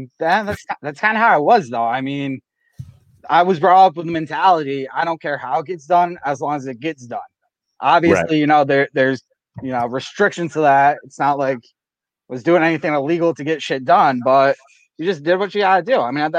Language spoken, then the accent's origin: English; Connecticut, United States; accent: southeastern Connecticut; You know how southeastern Connecticut is. We got weird accents. We pick up Long Island, Rhode Island, Boston, New York.